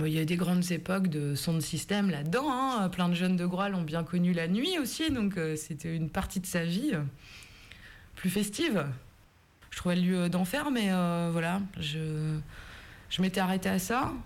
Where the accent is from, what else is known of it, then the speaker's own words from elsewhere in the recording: Brittany, France; also born or lived in Belle-Île / Rennes; Belle-Île et Groix, c'est des îles que je voyais de la fenêtre de la maison où j'ai grandi.